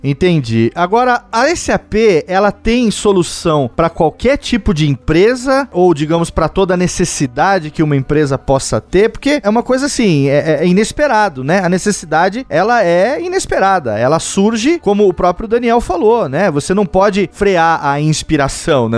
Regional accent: interior of São Paulo, Brazil; moved away; Eu moro no interior de São Paulo, voltei aqui para minha terra natal e aqui eu percebo, eu fiquei 20 anos fora daqui

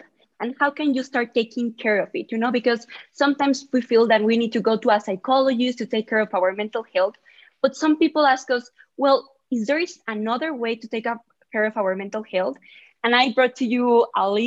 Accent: Mexico City, Mexico; I'm from Mexico City

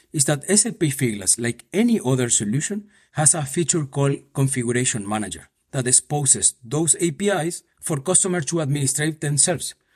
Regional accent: Buenos Aires, Argentina; moved away as an adult; also born or lived in Paraguay / Mexico City, Mexico; now in Madrid, Spain; I was born in Paraguay, and when I s, I was just a baby, my parents moved to Argentina, so I grew up there in Buenos Aires.

